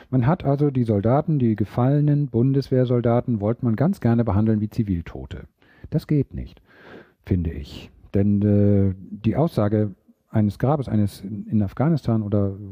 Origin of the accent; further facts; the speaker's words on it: Gammelby, Schleswig-Holstein, Germany; born there; sagt da, wo ich geboren bin, in Gammelbü bei Eckernförde, 400 Einwohner